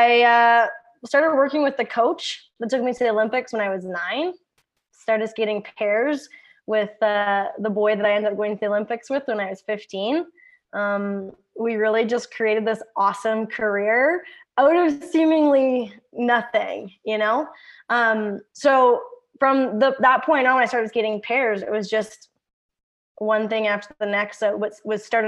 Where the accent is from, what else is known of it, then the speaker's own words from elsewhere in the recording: Kennedy, Saskatchewan, Canada; I'm from a super small town called Kennedy. It's in Saskatchewan. I mean, Saskatchewan's made up of small towns. I grew up on a ranch